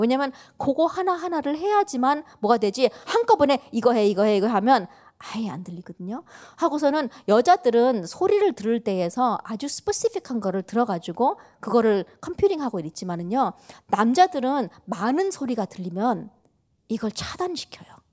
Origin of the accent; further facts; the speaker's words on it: United States; 저도 한국 사람이지만 이제 미국에서 자랐다 보니까는